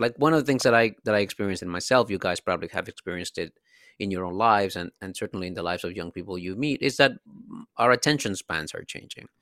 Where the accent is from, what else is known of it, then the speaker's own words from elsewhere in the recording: Dominican Republic; moved away; I'm a immigrant from the Dominican Republic